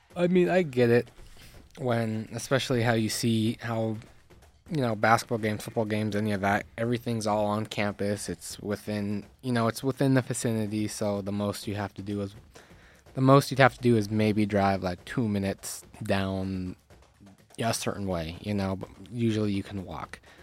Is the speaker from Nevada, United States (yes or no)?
yes; Reno, Nevada, United States; my hometown